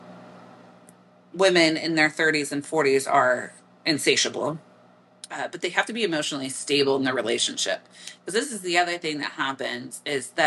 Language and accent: English; Midwest, United States; accent: Midwestern; my Midwestern accent